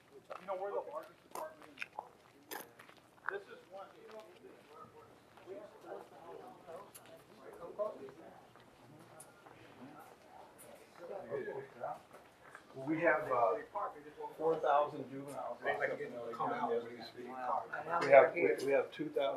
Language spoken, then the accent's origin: English; Los Angeles, California, United States; I grew up myself in the East LA area